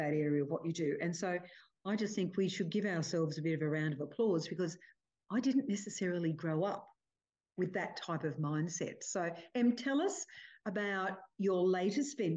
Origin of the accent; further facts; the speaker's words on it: Cooma, New South Wales, Australia; I grew up in Cooma, base of the Snowy Mountains